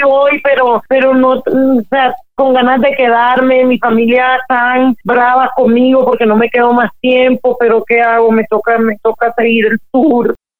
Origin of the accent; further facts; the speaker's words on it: Colombia; yo crecí en Colombia en esa época